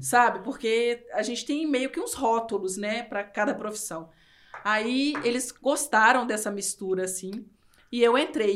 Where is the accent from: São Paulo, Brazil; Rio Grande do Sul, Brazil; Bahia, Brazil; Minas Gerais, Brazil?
Minas Gerais, Brazil; interior of; eu sou do interior de Minas e minha cidade tem dezessete mil habitantes